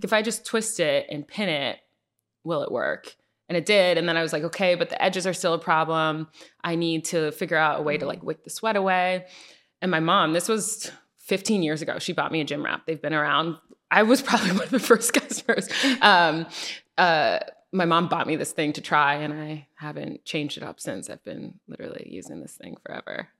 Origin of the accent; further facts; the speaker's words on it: Connecticut, United States; moved away as an adult; also born or lived in New Jersey / Atlanta, Georgia; grew up in Connecticut. Um, so, I spent my whole life in Connecticut.